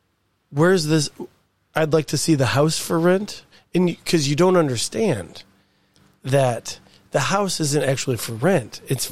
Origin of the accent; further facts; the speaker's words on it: Mississippi, United States; You know I'm from Mississippi.